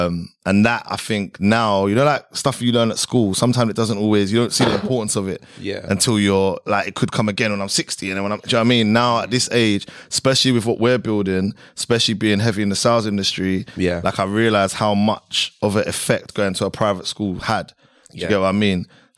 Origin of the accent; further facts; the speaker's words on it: London, United Kingdom; moved away as an adult; now in Dubai, United Arab Emirates; I grew up in Southeast London, Catford. I went to school in Catford as well. I went to a private school, but obviously in the middle of the ends. And Southeast London, like originally I was actually born in East, but Southeast is like, that's the home.